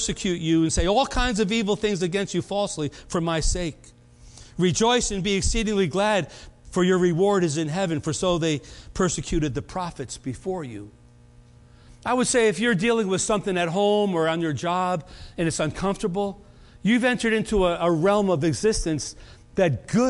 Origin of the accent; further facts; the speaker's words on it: United States; I was born in America.